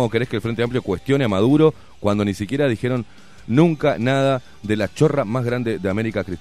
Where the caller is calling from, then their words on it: Piedras Blancas, Montevideo, Uruguay; nuevamente de Piedras Blancas